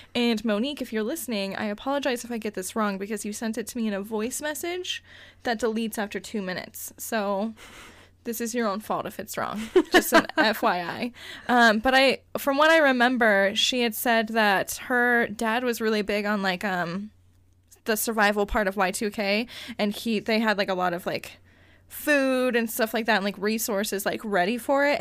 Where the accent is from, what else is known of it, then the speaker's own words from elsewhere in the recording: Cañon City, Colorado, United States; moved away; my hometown is Canyon City, Colorado